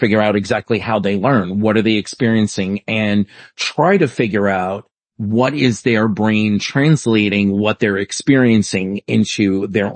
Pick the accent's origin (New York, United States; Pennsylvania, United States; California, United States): New York, United States; New York City; I grew up in New York City